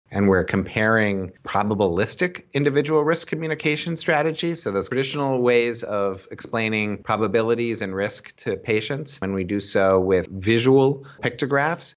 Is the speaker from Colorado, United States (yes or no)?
no; Boston, Massachusetts, United States; now in Philadelphia, United States; I live in Philadelphia. I'm from Boston originally